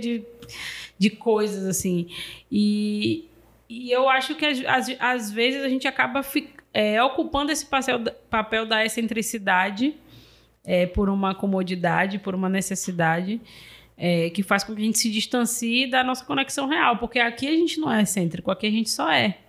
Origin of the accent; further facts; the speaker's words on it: Salvador, Bahia, Brazil; eu sou de Cajazeira, fique de boa, sou do final de linha da 2